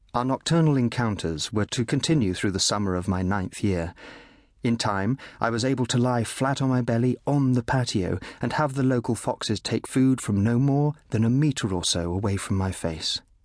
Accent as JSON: {"language": "English", "town": "Bristol", "region": "South West England", "country": "United Kingdom", "tie": "born or raised there", "also_born_or_lived": "Kenya"}